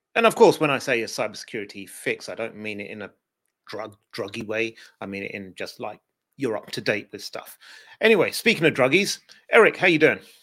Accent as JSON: {"language": "English", "country": "United Kingdom", "said": "as a Brit"}